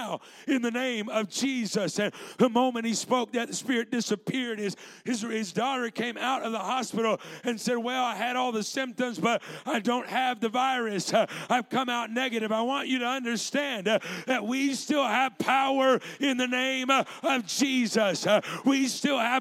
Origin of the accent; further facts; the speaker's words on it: California, United States; moved away as an adult; now in Missouri, United States; I grew up in California